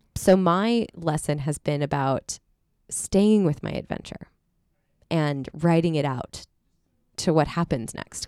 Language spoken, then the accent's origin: English; two hours from Redlands, California, United States; born or raised there; also born or lived in Seattle; now in Los Angeles, United States